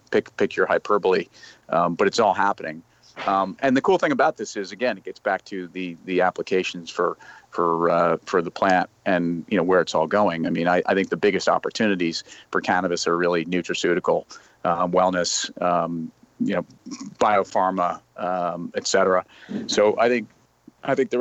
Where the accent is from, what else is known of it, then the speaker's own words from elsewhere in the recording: Westchester, New York, United States; I grew up in Westchester